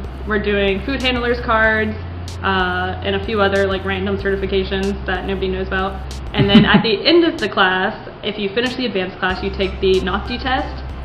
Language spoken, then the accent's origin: English; Parkersburg, West Virginia, United States; I didn't want to stay in West Virginia. I didn't want to like be in my hometown